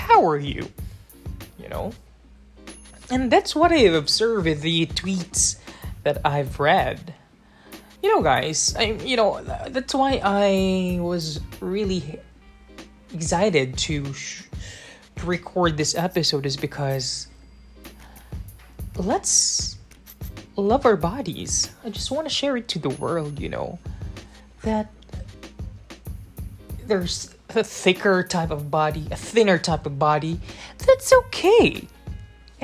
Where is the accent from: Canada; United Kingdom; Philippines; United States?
Philippines; I'm from the Philippines